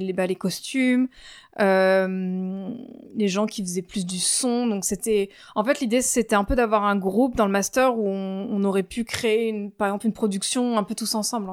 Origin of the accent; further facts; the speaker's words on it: France; now in London, United Kingdom; j'habite à Londres, euh, mais je suis française